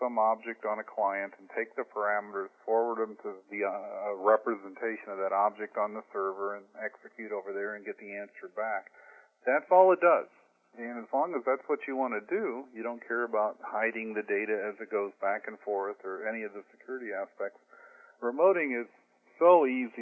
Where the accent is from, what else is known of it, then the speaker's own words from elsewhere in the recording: Indiana, United States; moved away as an adult; now in San Diego, United States; I grew up in Indiana, and the company I worked for back in 1978 sent me to California for training